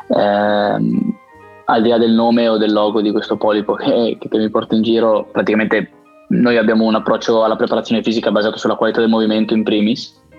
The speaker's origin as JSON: {"language": "Italian", "town": "Biella", "region": "Piedmont", "country": "Italy", "also_born_or_lived": "Turin / Scotland", "said": "io son di, son di Biella"}